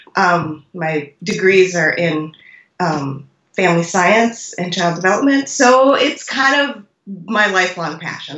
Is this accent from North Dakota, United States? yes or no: yes; North Dakota, United States; now in Iowa, United States; communities where I grew up in North Dakota